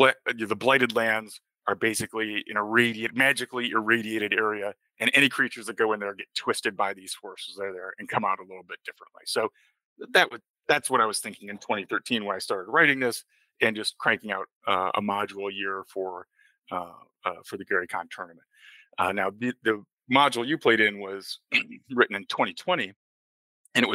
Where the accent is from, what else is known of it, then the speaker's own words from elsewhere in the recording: Lake Geneva, Wisconsin, United States; Lake Geneva, Wisconsin, my hometown